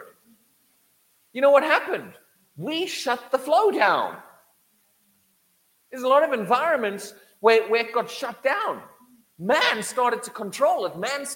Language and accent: English; Durban, KwaZulu-Natal, South Africa; moved away; I grew up in the tropical, right on Durban coastline in South Africa